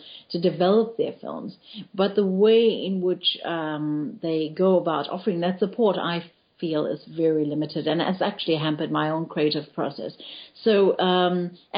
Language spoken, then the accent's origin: English; Pietermaritzburg, KwaZulu-Natal, South Africa; moved away as an adult; also born or lived in Cape Town; I grew up in Pietermaritzburg, which is in KwaZulu-Natal, and in a very closed Indian community.